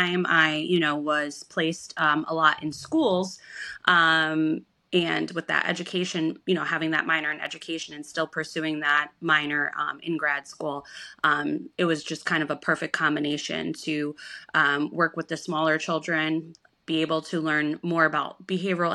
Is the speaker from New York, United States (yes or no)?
yes; Schenectady, New York, United States; we're from Schenectady, New York